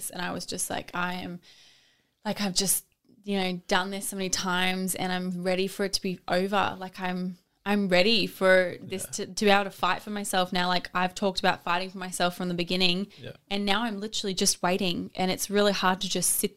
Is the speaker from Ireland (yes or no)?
no; Australia; I'm an Australian swimmer who's represented my country